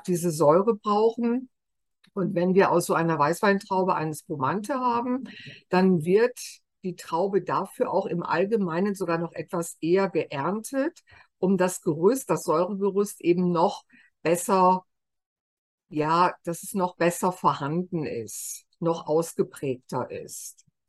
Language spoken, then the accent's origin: German; Germany; wir immer so sagen als Deutsche